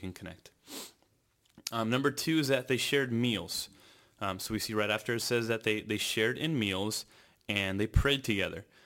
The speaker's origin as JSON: {"language": "English", "region": "California", "country": "United States", "tie": "born or raised there", "said": "born and raised in California"}